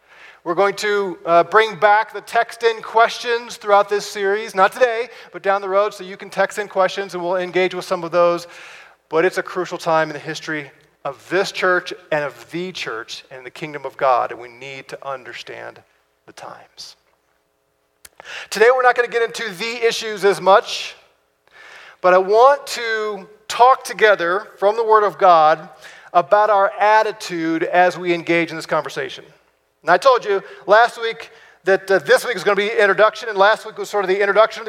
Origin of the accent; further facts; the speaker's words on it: United States; we're American citizens